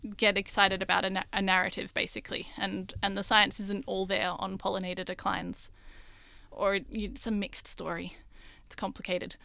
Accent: Australia; growing up in Australia

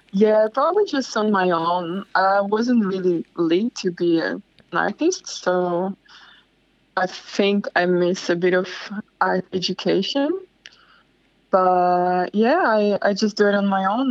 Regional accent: Slovakia; moved away as an adult; now in Bondi, Australia; I come from Slovakia

